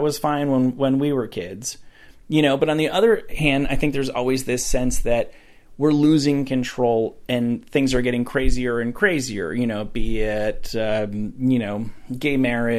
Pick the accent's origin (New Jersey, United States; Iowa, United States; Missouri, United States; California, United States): New Jersey, United States; Rutherford; Rutherford, New Jersey, right outside of New York City.